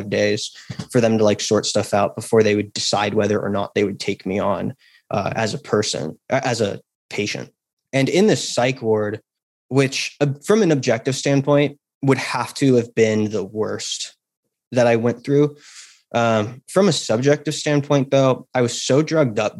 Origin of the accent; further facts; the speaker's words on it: Napa Valley, California, United States; I grew up in Napa Valley, California